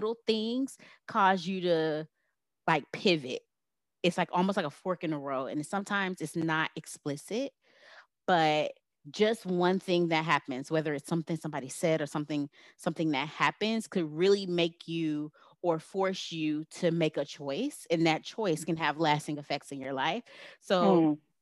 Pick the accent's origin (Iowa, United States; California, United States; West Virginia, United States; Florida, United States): Florida, United States; Miami; moved away as an adult; I was away from Miami